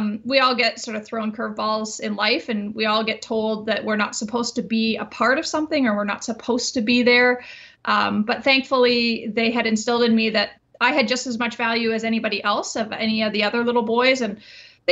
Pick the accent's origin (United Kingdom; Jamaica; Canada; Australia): Canada; Winnipeg, Manitoba; I grew up in Winnipeg where, as people know, it can be quite chilly